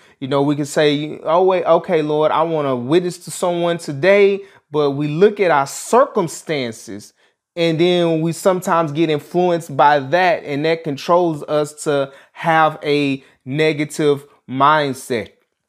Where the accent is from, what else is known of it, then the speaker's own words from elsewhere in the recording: Dallas, Texas, United States; Growing up in Dallas, Texas, we're in the Oak Cliff area. I lived in a neighborhood that dealt with a lot of poverty.